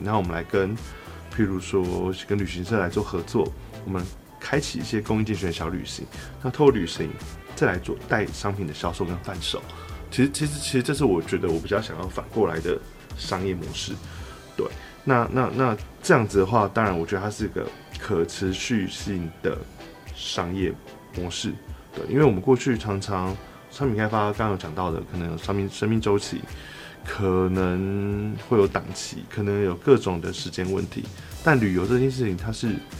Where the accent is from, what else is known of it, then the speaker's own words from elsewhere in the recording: Taiwan; 我们台湾人